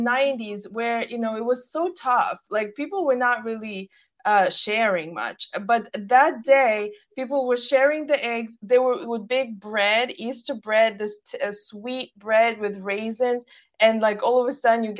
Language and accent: English; Russia; moved away; growing up in Russia, we did, you know, obviously at the time religion was not promoted